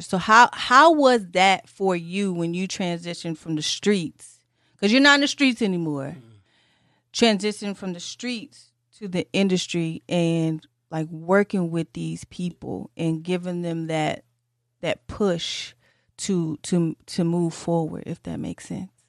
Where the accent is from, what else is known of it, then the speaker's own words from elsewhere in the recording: Detroit, Michigan, United States; My mom, she worked for Saturn, 'cause I'm from Detroit